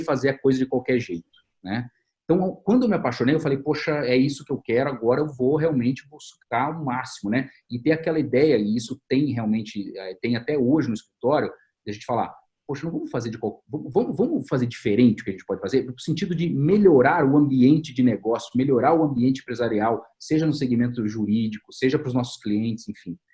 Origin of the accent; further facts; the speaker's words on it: Campinas, São Paulo, Brazil; Aqui em Campinas é o lugar de onde eu sou